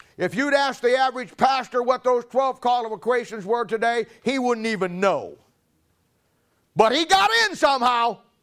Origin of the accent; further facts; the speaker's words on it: Canton, Ohio, United States; I'm from Canton